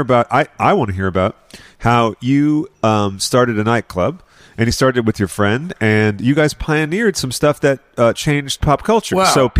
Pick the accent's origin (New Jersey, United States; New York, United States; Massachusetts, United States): Massachusetts, United States; the town I grew up in. My parents bought there before it was sort of developed. And then in the area, in Massachusetts, if you just said, oh, I'm from this town, people automatically would think, oh, like loaded.